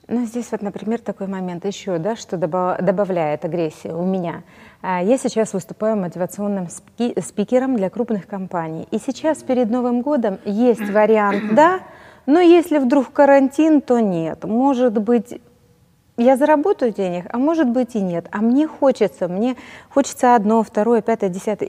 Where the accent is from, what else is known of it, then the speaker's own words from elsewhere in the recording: Donetsk, Donetsk Oblast, Ukraine; moved away as an adult; now in Kyiv, Ukraine; я из Донецка